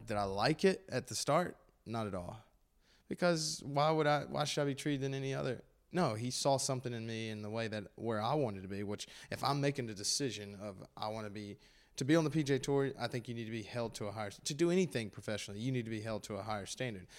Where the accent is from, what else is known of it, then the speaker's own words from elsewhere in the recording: Gastonia, North Carolina, United States; they're my hometown